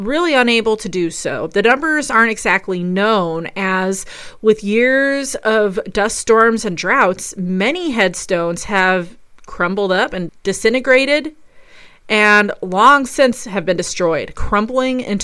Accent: Colorado, United States; also born or lived in North Carolina; Often traveling between my two homes, Colorado, my home state, and North Carolina

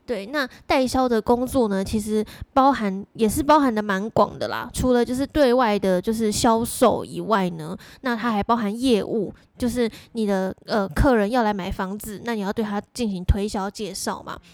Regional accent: Pingtung County, Taiwan; 我也是南部， 我， 我屏东人啊

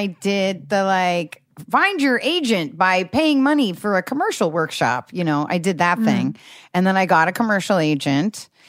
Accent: Newport Beach, California, United States; also born or lived in Seattle, Washington; Because I grew up in Newport Beach.

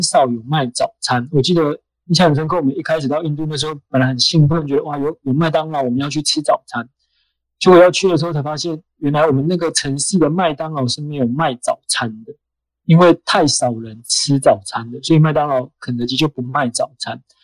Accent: Taiwan; also born or lived in India; 我来自台湾 ，呃，现在住在台北，那我现在是在一个基督教的组织工作，那我过去有十年的时间，呃，在印度工作，在印度生活，当志工，做志工的工作这样

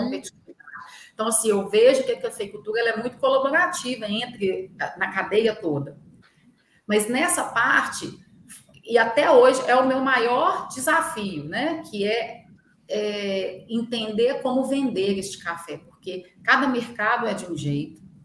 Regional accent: Carmo do Paranaíba, Minas Gerais, Brazil; also born or lived in Belo Horizonte; sou nascida em Belo Horizonte, mas fui criada em Carmo do Paranaíba

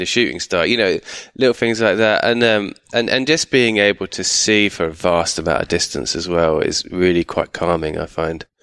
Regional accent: United Kingdom; my family are from East London, but I grew up just outside London

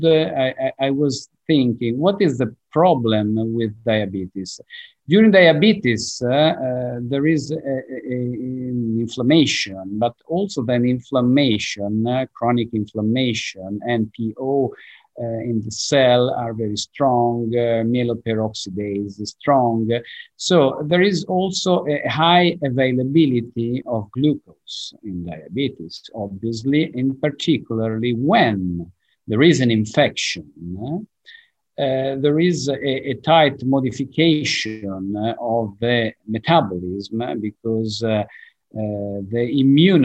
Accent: Genoa, Liguria, Italy; English is a second language; I'm from Genova. Genova is in the north of Italy

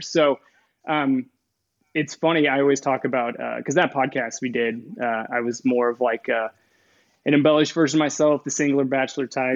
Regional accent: Kokomo, Indiana, United States; moved away as an adult; I'm originally from northern Indiana, a city called Kokomo.

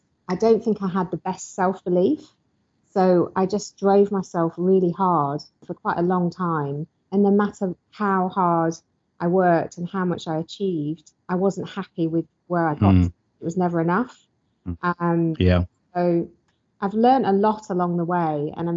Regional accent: Lancashire, North West England, United Kingdom; I'm from Lancashire originally.

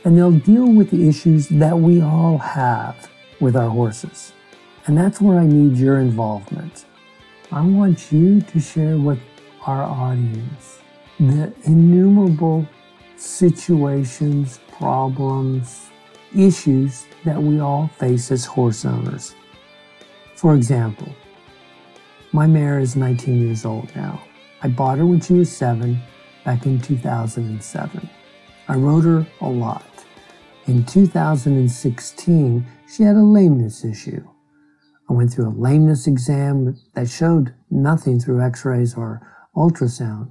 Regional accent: Bakersfield, California, United States; I'm a guy from Bakersfield

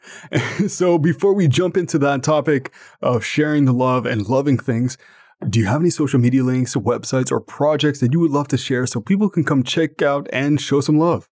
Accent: Ottawa, Ontario, Canada

